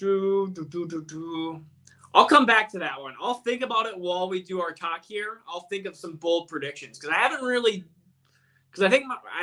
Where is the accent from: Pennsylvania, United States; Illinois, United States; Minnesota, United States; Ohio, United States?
Minnesota, United States; Born and raised in Minnesota